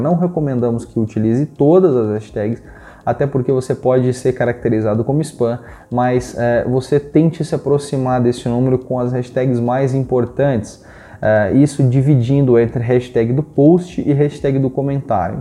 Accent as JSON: {"language": "Portuguese", "region": "Paraná", "country": "Brazil", "said": "eu sou da região do Paraná"}